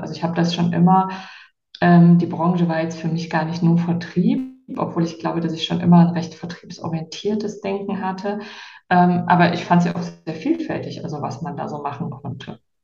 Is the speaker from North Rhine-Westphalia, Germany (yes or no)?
yes; near Heinsberg, westernmost point of Germany, North Rhine-Westphalia, Germany; moved away as an adult; also born or lived in Cologne; now in Palma de Mallorca, Spain; Ich bin äh, aufgewachsen am westlichsten Punkt Deutschlands bei der holländischen Grenze in einem sehr kleinen Dorf ähm, also bei Heinsberg.